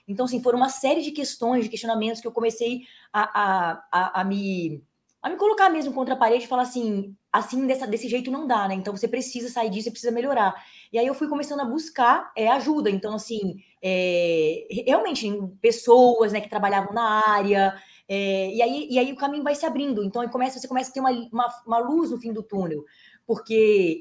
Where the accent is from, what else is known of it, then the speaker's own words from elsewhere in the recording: Espírito Santo, Brazil; accent: capixaba; moved away as an adult; also born or lived in Brasília; now in São Paulo, Brazil; capixaba não tem sotaque, a gente é misturado.